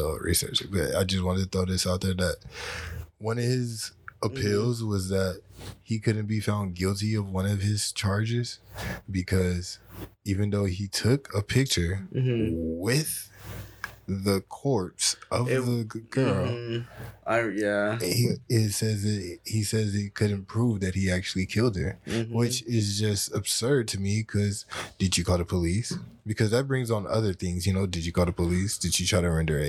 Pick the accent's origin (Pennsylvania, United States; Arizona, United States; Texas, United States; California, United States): Texas, United States; we're from Texas